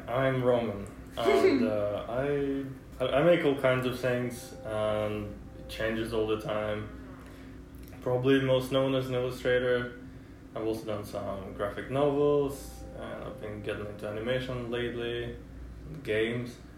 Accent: Russia; English is a second language; moved away as an adult; now in United States; when I was growing up in Russia

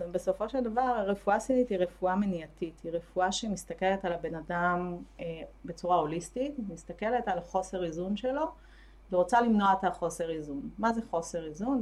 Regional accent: Ashdod, Southern District, Israel; moved away as an adult; also born or lived in Tel Aviv / Haifa; אני מאשדוד במקור

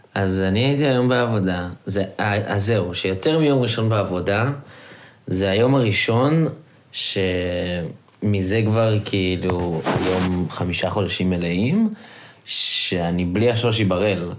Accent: Israel; moved away; אנחנו לא ישראלים קלאסיים

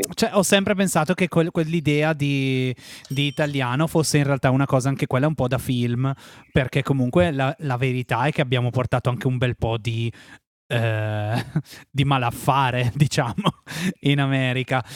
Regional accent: Breno, Lombardy, Italy; siamo nati nello stesso paese

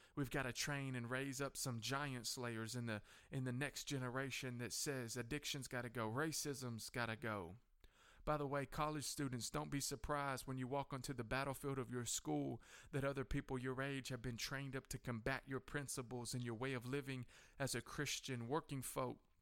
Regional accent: United States; Coffee County Courthouse here in my hometown

